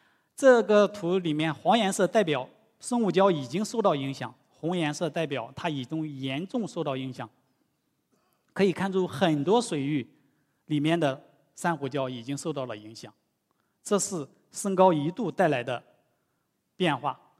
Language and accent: Chinese; Shanghai, China; 但是我们上海人应该比较愿意啊。到时候海平面再下降，我们就有更多的土地来建房子了。